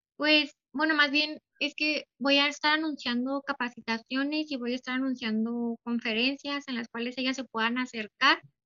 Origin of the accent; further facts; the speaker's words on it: Delicias, Chihuahua, Mexico; yo soy de Ciudad Delicias